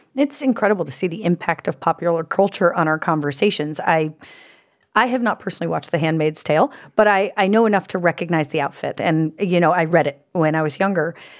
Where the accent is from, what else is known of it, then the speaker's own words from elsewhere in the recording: United States; as an American woman